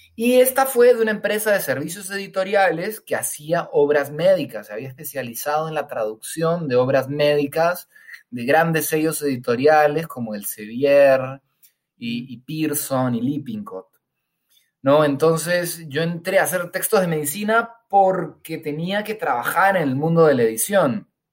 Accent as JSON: {"language": "Spanish", "country": "Peru", "tie": "born or raised there", "also_born_or_lived": "Spain", "moved": "as an adult", "said": "nací en Perú, viví aquí en Perú los primeros 20 años de mi vida y después me fui a vivir a España"}